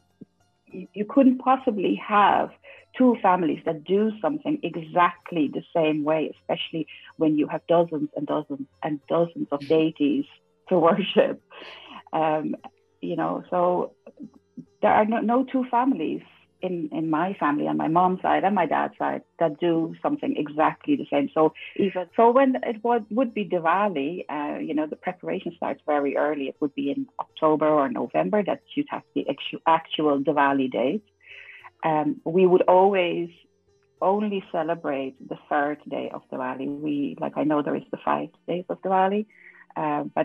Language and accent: English; Netherlands; also born or lived in Suriname; So I grew up in the Netherlands. I was very young when we moved there, so I have no memories of Suriname